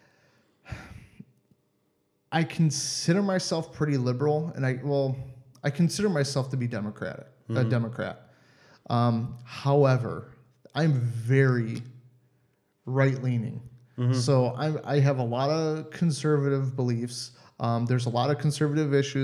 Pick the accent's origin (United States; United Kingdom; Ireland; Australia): United States; Cleveland, Ohio; moved away as an adult; now in Germany; I'm from Ohio, Cleveland area